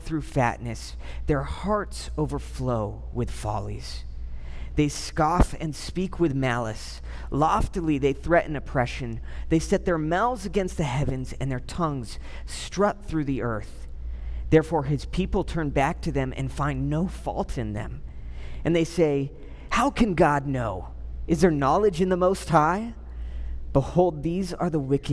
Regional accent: Southern California, United States; I grew up in Southern California.

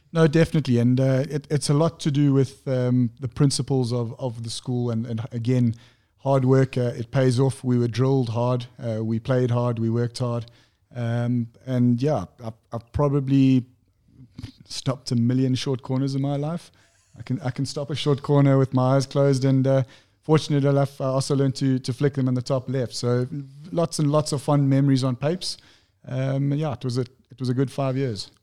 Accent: Pietermaritzburg, KwaZulu-Natal, South Africa; born and bred in Pietermaritzburg.

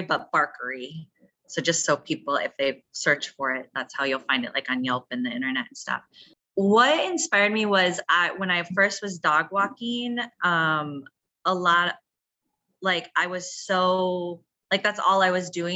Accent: Wisconsin, United States; now in Chicago, United States; Well, I grew up in Wisconsin, so I didn't grow up here.

